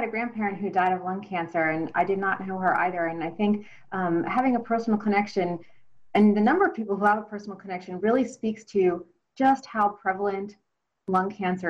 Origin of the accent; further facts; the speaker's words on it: New York, United States; now in Nashville, United States; So I grew up in New York and moved to the South and love living here in Nashville.